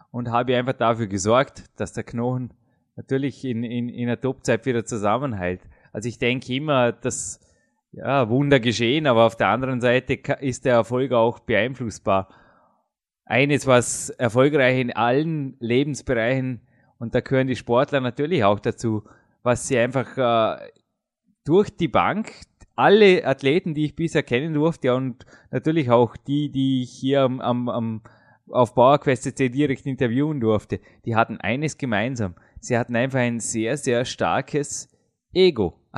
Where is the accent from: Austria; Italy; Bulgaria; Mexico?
Austria; schaut es nicht anders aus als bei uns in Österreich, äh, Dominik.